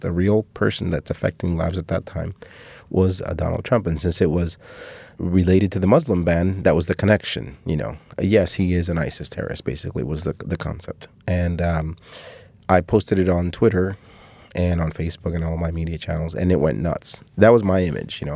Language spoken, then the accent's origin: English; Cuba; moved away; my family from my hometown